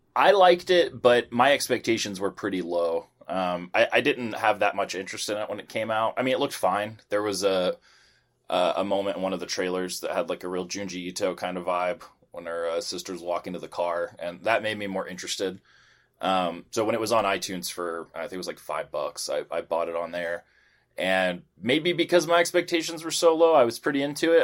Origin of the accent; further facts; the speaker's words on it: United States; from the U S